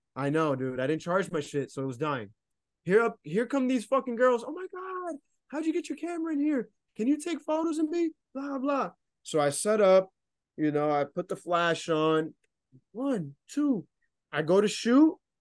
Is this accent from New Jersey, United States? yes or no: yes; New Jersey, United States; I'm from New Jersey, for all my listeners and shit, but, um, I don't live too far from Newark